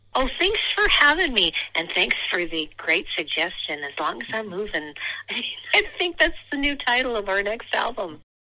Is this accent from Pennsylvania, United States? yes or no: yes; Erie, Pennsylvania, United States; moved away as an adult; also born or lived in Chicago; my hometown of Erie, Pennsylvania